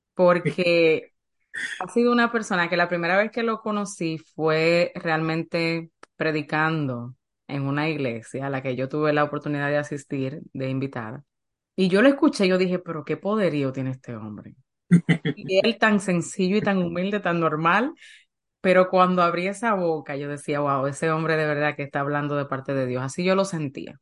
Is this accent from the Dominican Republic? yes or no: yes; Dominican Republic; Yo nací en República Dominicana